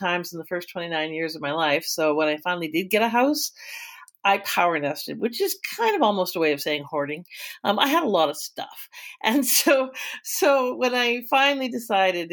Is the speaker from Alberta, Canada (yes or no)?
yes; Calgary, Alberta, Canada; I was born, bred, and raised in Alberta in Calgary. And that's where home